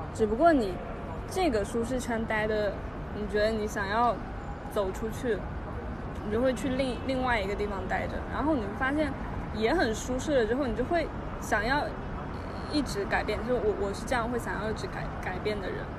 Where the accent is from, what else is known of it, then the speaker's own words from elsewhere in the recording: China; 我们中国人